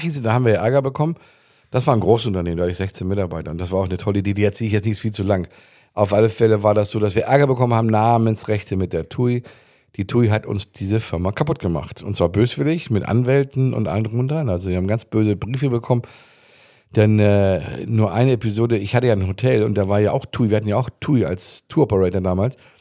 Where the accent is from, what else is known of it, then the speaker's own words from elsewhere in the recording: Germany; moved away as an adult; also born or lived in Arenal, Mallorca, Spain; now in Spain; als Deutscher schon mal ganz äh, ganz fremd war. Ich war gerade frisch hier